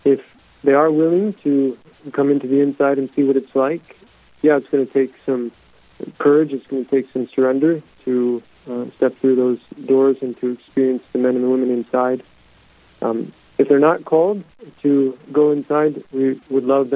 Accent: Mitchell, South Dakota, United States; now in Brandon, United States; Born and raised in Mitchell, South Dakota

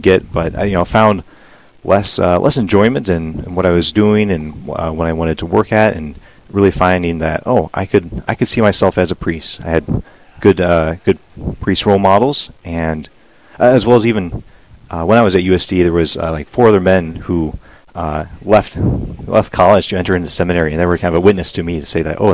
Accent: Iowa, United States; moved away as an adult; also born or lived in South Dakota; now in Aberdeen, United States; I grew up in the Quad Cities, Iowa

